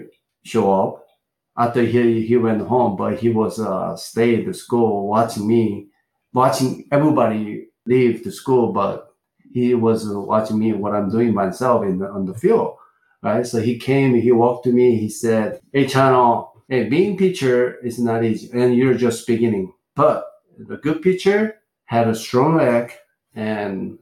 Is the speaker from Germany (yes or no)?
no; Gongju, South Chungcheong, South Korea; English is a second language; moved away as an adult; also born or lived in Seoul, South Korea; in a city called Gongju City, is born there. I lived there until high school.